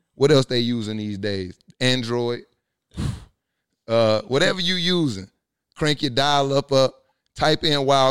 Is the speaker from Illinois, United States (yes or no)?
no; Louisiana, United States; now in Atlanta, United States; I remember growing up, because I'm from Louisiana